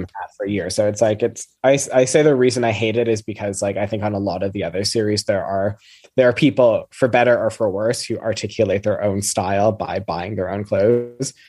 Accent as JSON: {"language": "English", "country": "Canada", "tie": "born or raised there", "moved": "as an adult", "lives_now": "United Kingdom", "said": "I'm from Canada originally, so I grew up with the Queen being on all of our money"}